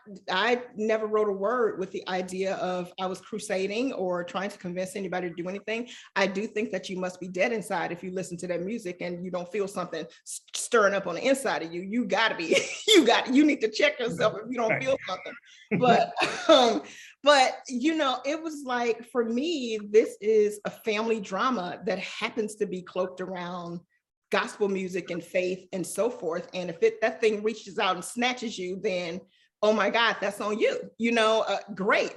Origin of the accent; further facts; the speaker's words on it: Chicago, Illinois, United States; moved away as an adult; also born or lived in Stanford, California; I am from Chicago. We moved around. We were always on the South Side, moved around a few times, but I think I probably identify home most as the Auburn Gresham neighborhood